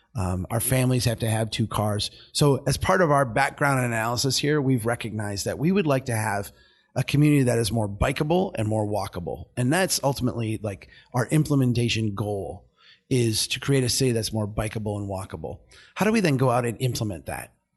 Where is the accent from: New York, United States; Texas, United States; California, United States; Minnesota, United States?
Minnesota, United States; Brainerd; my hometown, Brainerd